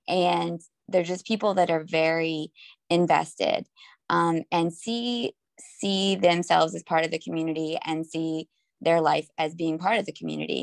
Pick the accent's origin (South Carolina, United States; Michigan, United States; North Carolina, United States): North Carolina, United States; also born or lived in Harlem, New York; now in New York, United States; I grew up in North Carolina, but I've been here for about 20 years